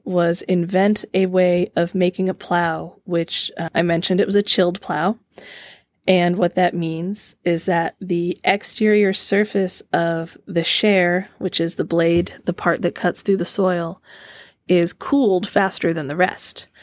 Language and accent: English; Mishawaka, Indiana, United States; Growing up in Mishawaka, I lived on Willow Creek Drive